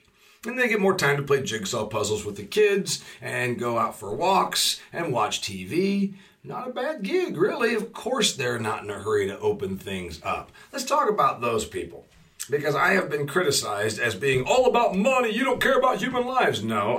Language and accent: English; Indiana, United States; You get $390 a week in my home state of Indiana to be unemployed